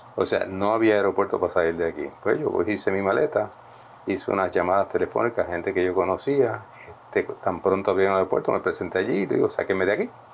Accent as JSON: {"language": "Spanish", "country": "Puerto Rico", "tie": "born or raised there", "said": "un buen amigo mío, que se nos criamos juntos, eh, en Flower Park, en Atorrey."}